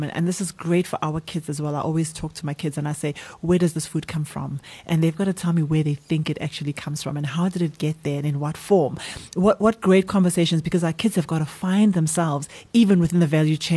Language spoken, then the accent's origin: English; Guatemala; I come from Guatemala